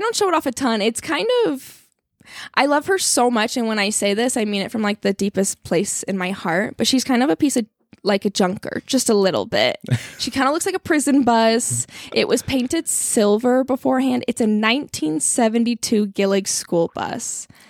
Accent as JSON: {"language": "English", "region": "Colorado", "country": "United States", "said": "I'm not really from here. I'm from Colorado originally, spent some time in Salt Lake City for college, and then was in Idaho for a little while."}